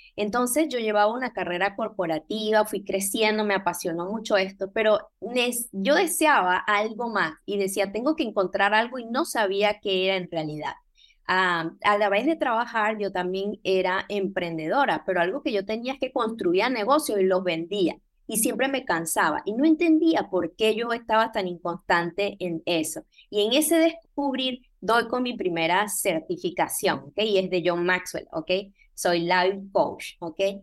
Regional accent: Venezuela; moved away as an adult; now in Panama City, Panama; soy venezolana eh, y tengo años en este país, tengo 16 años en Panamá.

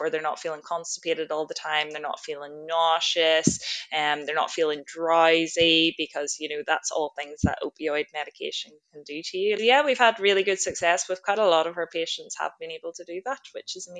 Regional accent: Ireland; moved away as an adult; now in Australia; I'm originally from Ireland, did my medical degree and started working as a doctor over there for about 3 years

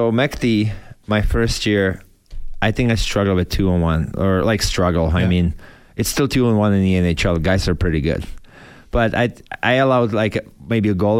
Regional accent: Czechia; born or raised there; moved away as an adult

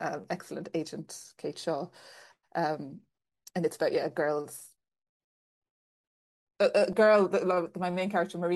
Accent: Clonakilty, Munster, Ireland; now in London, United Kingdom; I'm from Clonakilty in West Cork

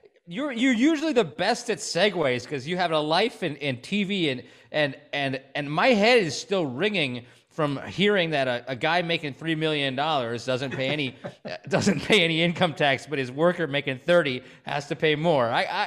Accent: Stevens Point, Wisconsin, United States; growing up in Stevens Point

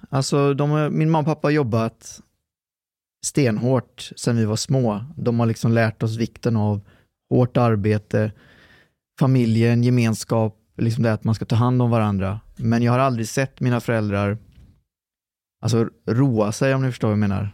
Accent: Lidköping, Västra Götaland, Sweden; also born or lived in Trollhättan / Lextorp; så när vi var fyra så flyttade de till eh, Lidköping

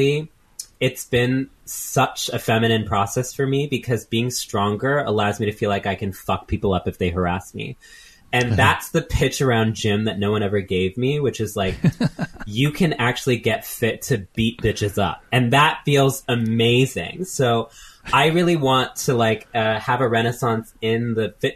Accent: Texas, United States; also born or lived in New York; growing up in Texas as trans people

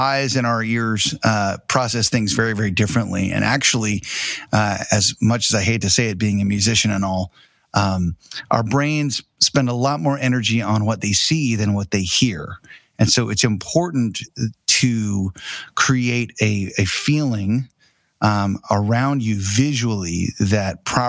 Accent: Tulsa, Oklahoma, United States; I'm actually here at our office / studio in downtown Tulsa, which is where we're from

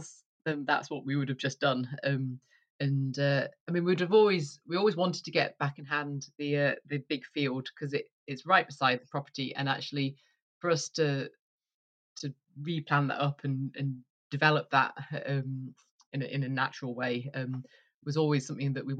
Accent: Yorkshire and the Humber, United Kingdom; moved away as an adult; also born or lived in York / Edinburgh / East Lothian; now in Duffus, Moray, United Kingdom; I grew up in Yorkshire in the countryside

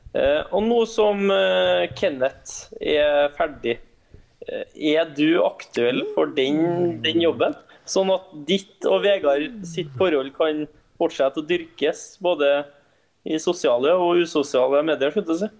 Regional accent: Trondheim, Trøndelag, Norway; moved away; Jeg var frihelg hjemme i Trondheim

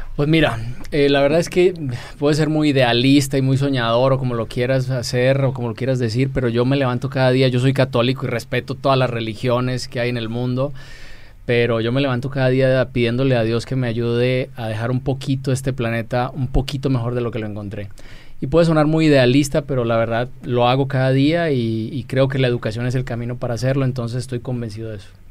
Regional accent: Colombia; moved away as an adult; now in Mexico; Yo eh, yo nací en Colombia, yo no soy mexicano, eh, no nací en México, ahora soy mexicano por naturalización hace 15 años

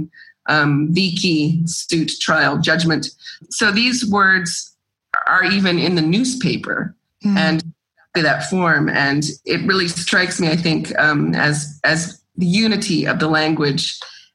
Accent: Georgia, United States; moved away as an adult; now in Greece; I grew up in Georgia and I love going back and I have friends and family there and that's home also.

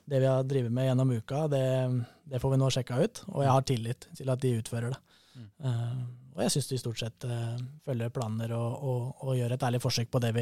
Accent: Fagernes, Innlandet, Norway; Fagernes i vakre, varierte Valdres.

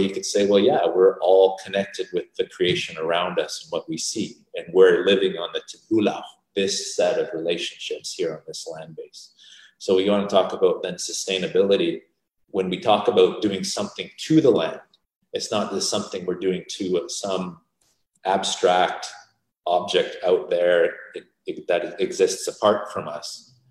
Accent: Calgary and St. Albert, Alberta, Canada; also born or lived in Vancouver, British Columbia; we grew up in Calgary and in St. Albert

